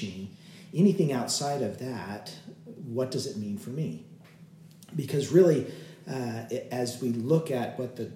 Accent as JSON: {"language": "English", "region": "Utah", "country": "United States", "tie": "born or raised there", "said": "a lot of us that have been born and raised in Utah"}